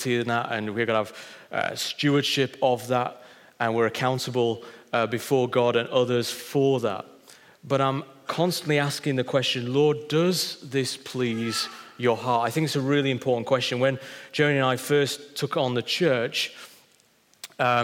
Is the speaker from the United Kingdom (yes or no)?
yes; Wakefield, Yorkshire and the Humber, United Kingdom; moved away; Christ found me in a cathedral in Wakefield when I was 8 years old